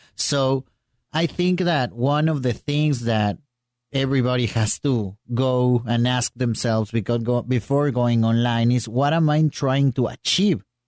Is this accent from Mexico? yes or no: yes; Mexico City, Mexico; now in Mérida, Mexico; I'm from Mexico City, but I live in Mérida, Yucatán